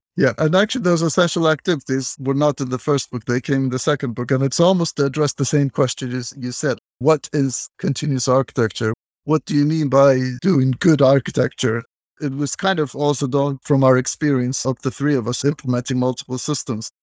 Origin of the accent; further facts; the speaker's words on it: Turkey; moved away as an adult; also born or lived in Massachusetts, United States / San Francisco, California, United States; I'm originally from Turkey, and then I went to the United States to do my master's degree